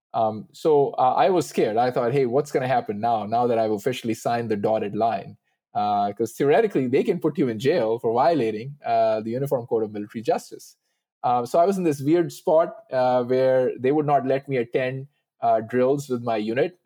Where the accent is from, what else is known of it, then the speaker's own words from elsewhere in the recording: United States; as an American, as a Sikh